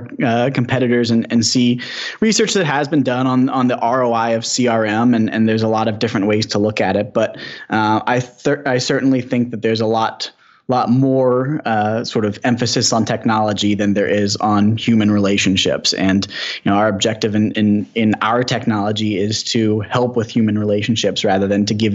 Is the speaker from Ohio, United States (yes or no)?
no; Ann Arbor, Michigan, United States; I'm from Ann Arbor here